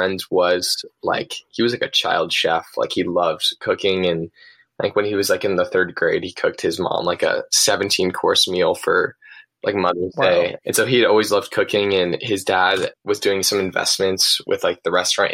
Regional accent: Los Angeles, California, United States; moved away as an adult; also born or lived in San Luis Obispo, California; I'm originally from Pacific Palisades, California. It's a town right between Santa Monica and Malibu

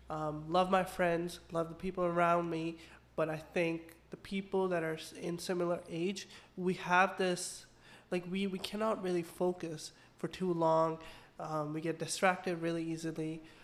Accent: Pakistan; now in Canada; From Pakistan.

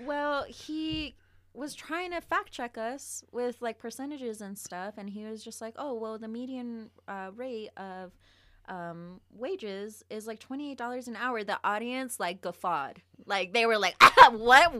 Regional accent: Las Vegas, Nevada, United States; moved away; also born or lived in Reno, Nevada; I was born in Reno, but I grew up on the east side of Vegas

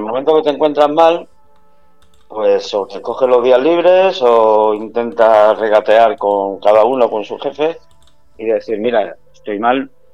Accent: Málaga, Andalusia, Spain; moved away as an adult; now in San Sebastián de los Reyes, Spain; como buen malagueño que soy

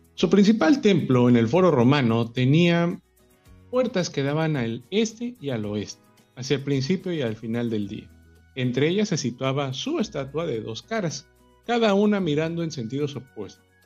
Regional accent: Mexico; el más popular deporte que existe en mi país

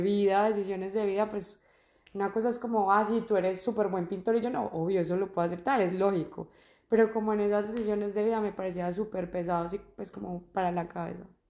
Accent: Armenia, Quindío, Colombia; moved away as an adult; also born or lived in Medellín, Colombia; now in Australia; yo soy de Armenia, llevo en Australia tres años y cuatro meses

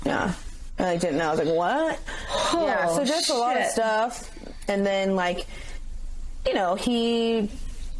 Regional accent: San Clemente, California, United States; my hometown of San Clemente, California

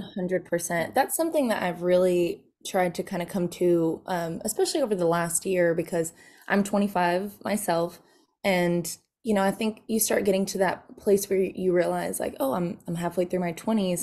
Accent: Nashville, Tennessee, United States; moved away; also born or lived in Texas; I grew up, I was from Nashville, Tennessee. My dad was a songwriter there

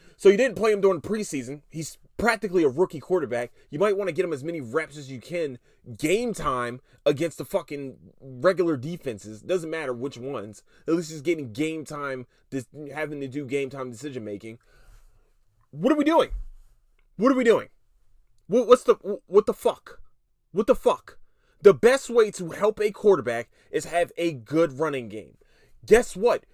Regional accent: Philadelphia, Pennsylvania, United States; I'm from Philadelphia, Pennsylvania, city of brotherly love

